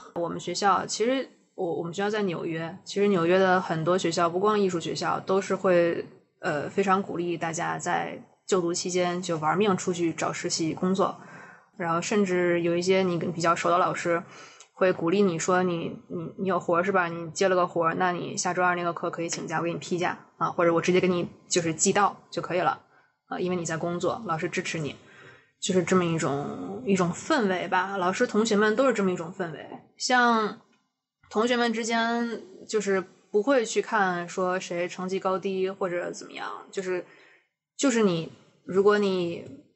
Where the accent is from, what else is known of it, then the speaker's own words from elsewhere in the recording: China; 我的成长史都在中国，然后我也对这片土地上的东西很有感情，然后我熟知的一切都是建立在说我是一个中国人的这个背景下